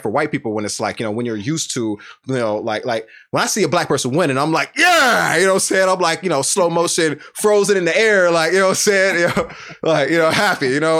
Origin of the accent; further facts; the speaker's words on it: the South, United States; I'm from the South